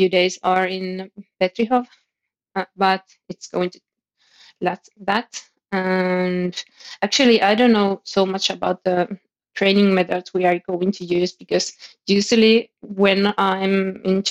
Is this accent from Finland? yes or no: yes; Finland; I'm from Finland